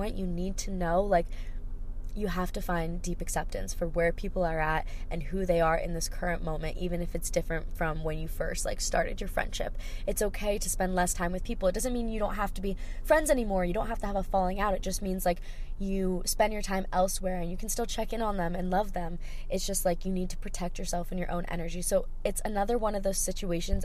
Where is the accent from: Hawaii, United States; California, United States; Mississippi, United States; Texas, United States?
Hawaii, United States; I grew up in Hawaii, so we don't have snow here